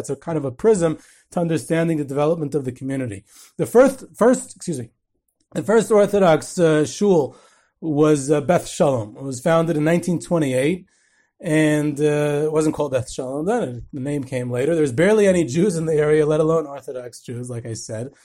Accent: Cedarhurst, New York, United States; I grew up eating on Central Avenue in Cedarhurst

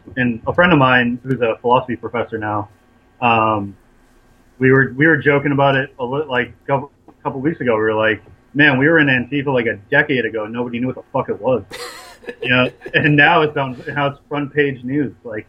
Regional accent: Boston, Massachusetts, United States; I grew up in the Boston punk and hardcore scene in the late 90s.

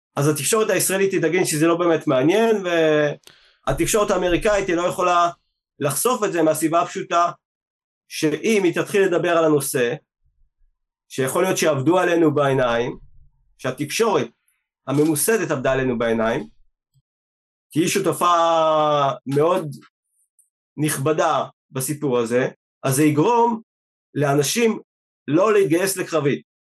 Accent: Israel; אנחנו באים מישראל

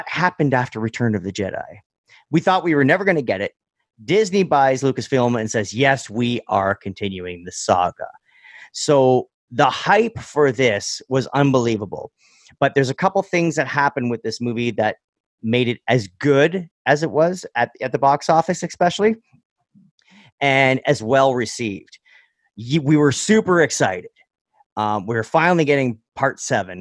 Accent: Northern Ontario, Canada; growing up in Northern Ontario

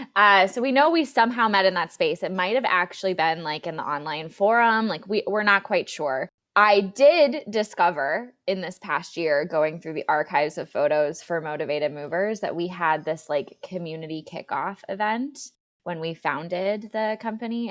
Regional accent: Green Bay, Wisconsin, United States; moved away; I am from Green Bay, Wisconsin originally. That's where I grew up

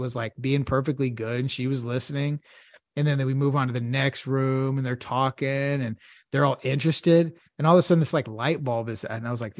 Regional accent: Houston, Texas, United States

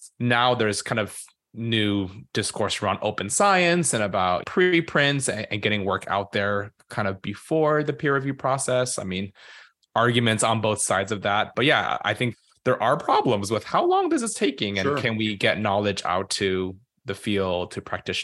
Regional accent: California, United States; moved away; I am originally from California, and so I was born and raised there

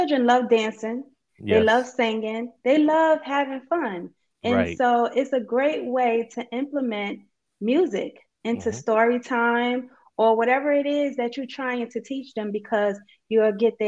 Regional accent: New York City, New York, United States; I'm from Brooklyn, New York

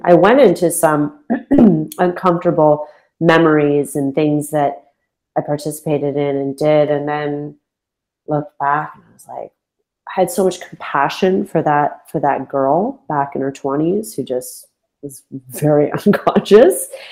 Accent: London, Ontario, Canada; moved away as an adult; moving back to my hometown, I I, I left London, Ontario when I was twenty seven

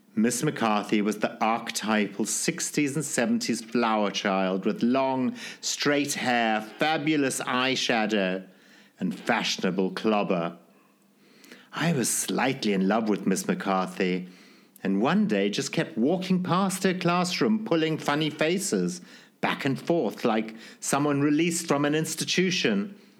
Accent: Zimbabwe; born or raised there

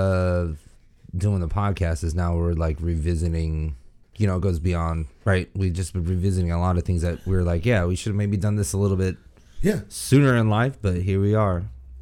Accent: United States; also born or lived in Guam; I was born and raised out here in the States, man

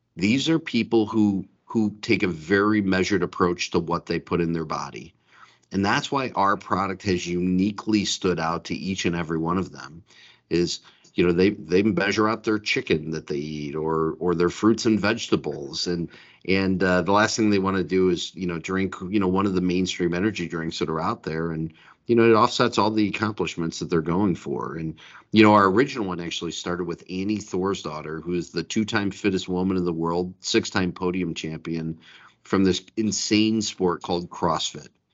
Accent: Detroit, Michigan, United States; I grew up in Detroit

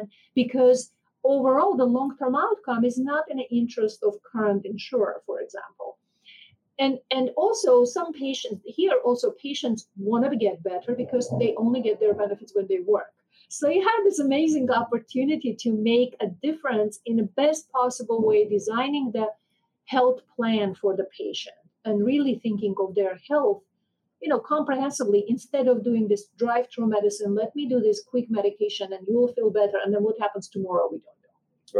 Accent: Armenia; moved away as an adult; now in United States; I was born and raised in Armenia

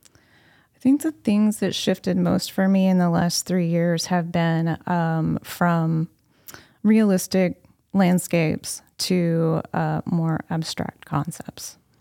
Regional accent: Anna, Illinois, United States; I have lived in Anna nearly my entire life

